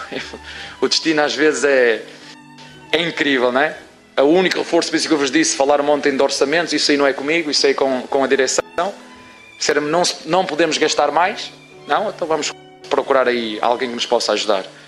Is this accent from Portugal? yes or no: yes; Portugal; como portugueses que somos.